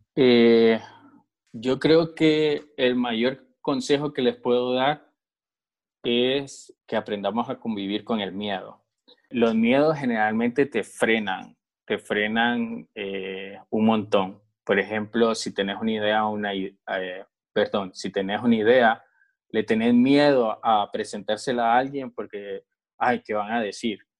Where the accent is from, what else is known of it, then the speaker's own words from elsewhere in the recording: Honduras; que tenemos como, como hondureños